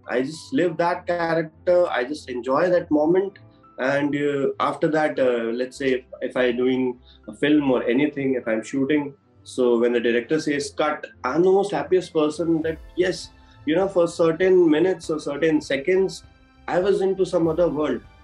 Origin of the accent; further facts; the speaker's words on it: Udaipur, Rajasthan, India; moved away as an adult; now in Mumbai, India; I'm born and brought up in Udaipur only. I I was here till my school days.